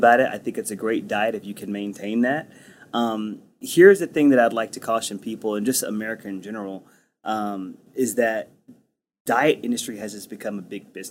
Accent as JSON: {"language": "English", "region": "Texas", "country": "United States", "said": "I'm Texan"}